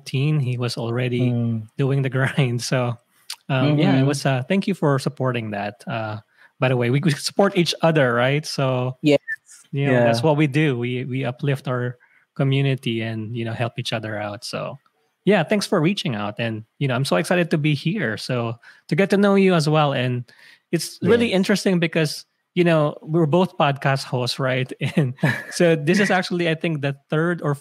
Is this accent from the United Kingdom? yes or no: no; Nueva Ecija, Central Luzon, Philippines; moved away as an adult; also born or lived in Manila, Philippines; now in North Carolina, United States; So I grew up in the Philippines. I grew up in the province of Nueva Ecija